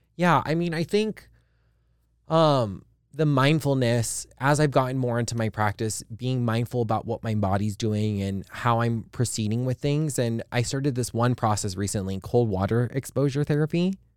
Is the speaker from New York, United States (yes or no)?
no; Hawaii, United States; I'm from Hawaii